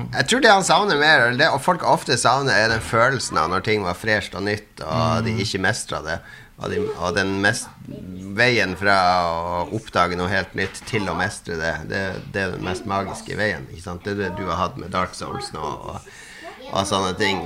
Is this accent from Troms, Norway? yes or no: yes; Harstad, Troms, Norway; moved away; plugga alltid den opp når jeg var hjemme i Harstad